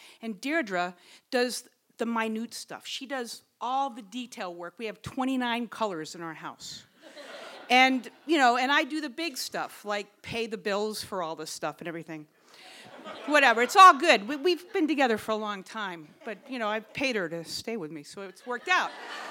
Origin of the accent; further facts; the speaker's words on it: Wellfleet, Massachusetts, United States; Okay, so I'm a teacher over here at Nauset Regional High School, and I was born and raised in Wellfleet.